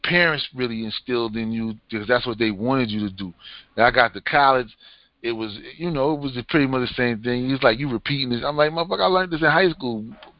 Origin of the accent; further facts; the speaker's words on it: New York City, New York, United States; I grew up in Staten Island.